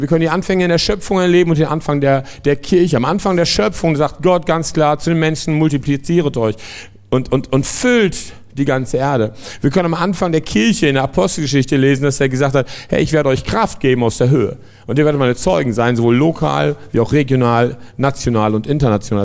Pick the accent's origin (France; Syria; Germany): France; moved away; ich komme aus Frankreich